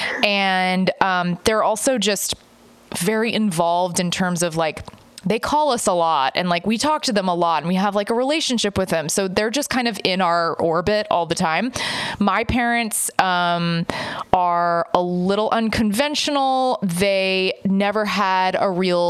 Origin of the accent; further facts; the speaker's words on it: Texas, United States; I grew up in Texas